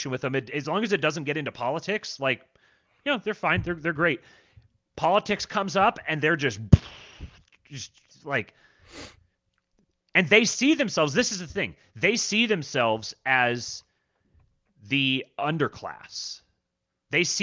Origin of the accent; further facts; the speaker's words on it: Seattle, Washington, United States; also born or lived in Los Angeles; and I'm from Seattle and L.A. and those are the the the fan groups that I'm around.